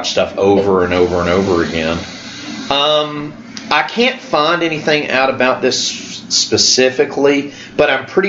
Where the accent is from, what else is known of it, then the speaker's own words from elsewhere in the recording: Canada; I'm Canadian, if I've never mentioned that. So it's fun that I have a very controversial killer slash holiday film that is from my homeland.